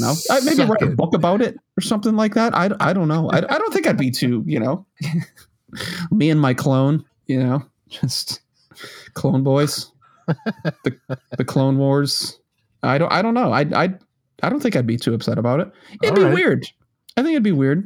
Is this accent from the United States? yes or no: yes; Massachusetts, United States; now in South Carolina, United States; my home state of Massachusetts